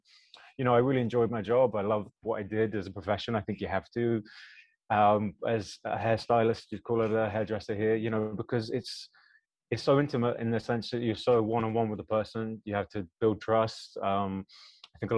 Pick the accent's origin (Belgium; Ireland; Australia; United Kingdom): United Kingdom; accent: British; my British accent kicks in a bit more when I go to America